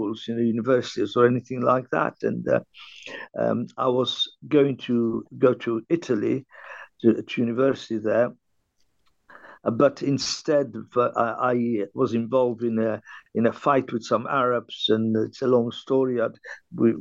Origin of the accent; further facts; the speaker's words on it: Benghazi, Cyrenaica, Libya; also born or lived in Tripoli; now in London, United Kingdom; I was born in Libya, and the town was Benghazi